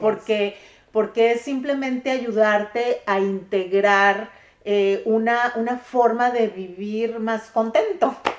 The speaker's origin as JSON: {"language": "Spanish", "country": "Mexico", "said": "como mexicanas somos"}